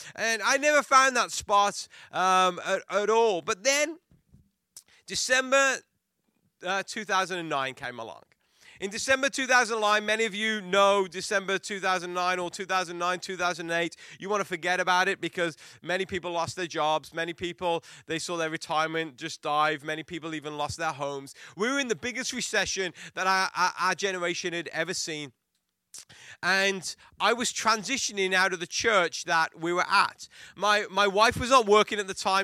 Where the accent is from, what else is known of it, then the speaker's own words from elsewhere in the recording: Worcester, West Midlands, United Kingdom; moved away; I was born in England, raised in England